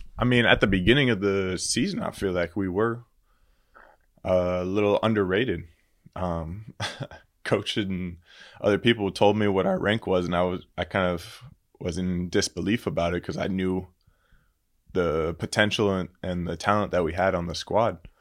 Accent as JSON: {"language": "English", "town": "Pompano Beach", "region": "Florida", "country": "United States", "tie": "born or raised there", "also_born_or_lived": "Latvia / Germany", "moved": "as an adult", "said": "I grew up in uh, Pompano Beach, Florida"}